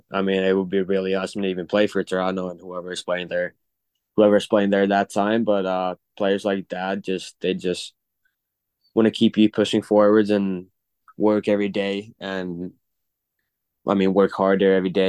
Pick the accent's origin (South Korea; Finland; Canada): Finland; English is a second language; now in St. Cloud, United States; Yeah, I mean, I just don't think I can do any NIL deals because I'm from Finland